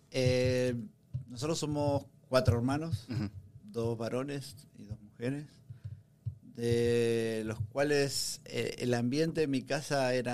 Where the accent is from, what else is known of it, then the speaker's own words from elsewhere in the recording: Uruguay; also born or lived in Massachusetts; now in Austin, United States; es que como uruguayos no hay aquí en Austin, somos poquitos.